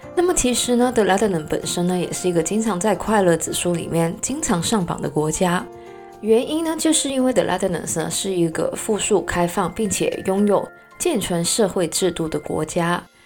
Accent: Hong Kong; 作为一个香港人呢，我的河南的发音呢是非常不标准的

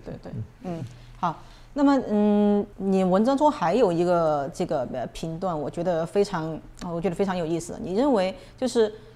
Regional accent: China; now in Taiwan; 我是一个中国人

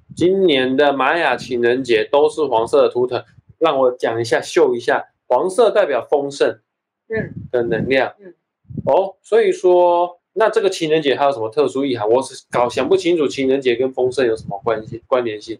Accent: Taiwan; 我是台湾长大的，所以说我就有一种台湾人特有的那种feel，那种嗯，调调

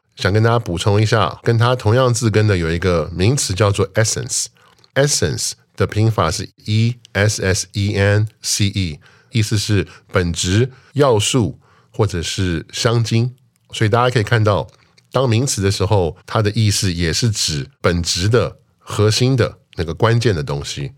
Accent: United States; moved away; 我小时候在那边长大

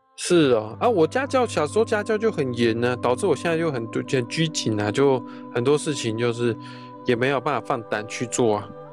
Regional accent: Taiwan; 当然我是台湾人

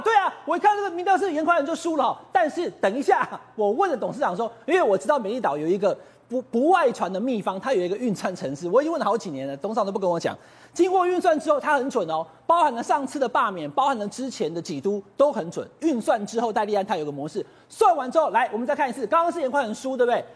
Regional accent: Taichung, Taiwan; 因为我是台中人

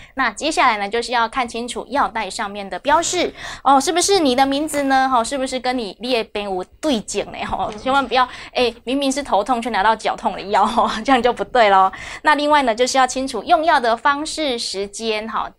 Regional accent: Taiwan; 我们台湾人

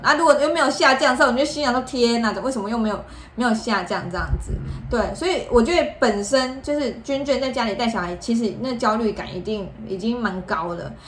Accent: Taiwan; 我们台湾人的习俗

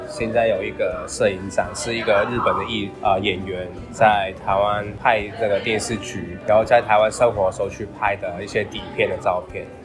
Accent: Hong Kong; now in Taiwan; 因为我是香港人

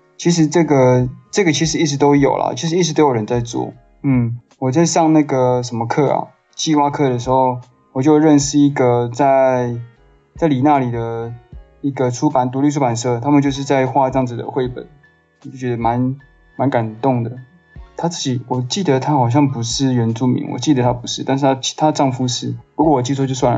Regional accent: Taiwan; first language Mandarin Chinese; 我在客家的那个乡村长大的嘛

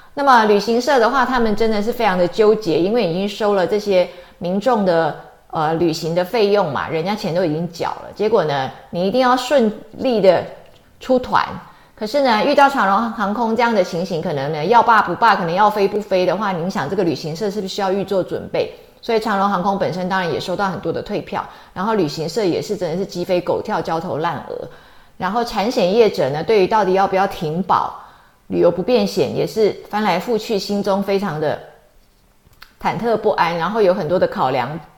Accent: Taiwan; 我们台湾人来讲的话，其实就是蛮nice的哦

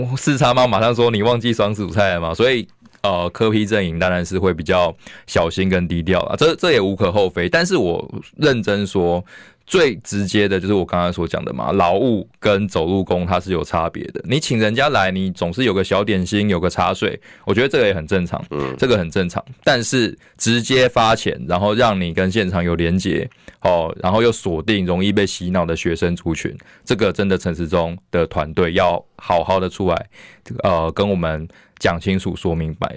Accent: Taiwan; 我们台湾

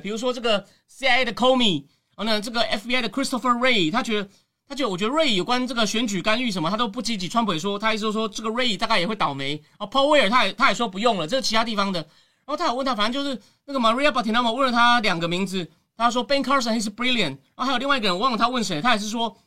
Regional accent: Taiwan; 你怎么形容我们是台湾人或者华人

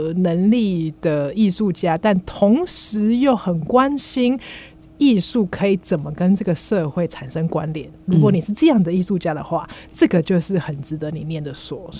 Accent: Taiwan; 我们台湾人

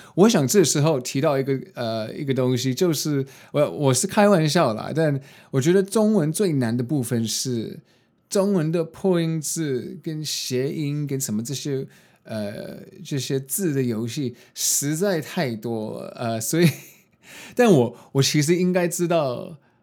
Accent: United States; now in Taiwan; 我没有在，呃，台湾长大，然后受的教育也不是，就是华人的教育，就是在美国，呃，读书

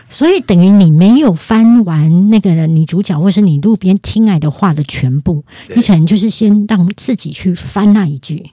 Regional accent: Kaohsiung, Taiwan; accent: Taiwanese Mandarin; 因为我本身是高雄人，是。所以我本身的台语发音是很OK的

